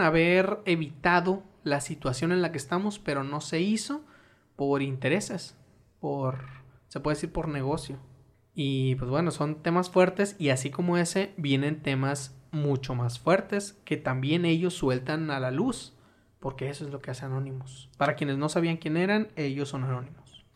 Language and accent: Spanish; Sinaloa, Mexico; yo soy de Sinaloa